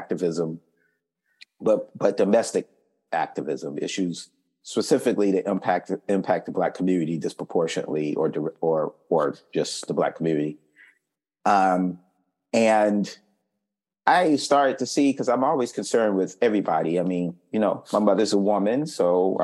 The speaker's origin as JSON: {"language": "English", "town": "Fayetteville", "region": "North Carolina", "country": "United States", "tie": "born or raised there", "said": "I grew up in Fayetteville, North Carolina, Fort Bragg's located there"}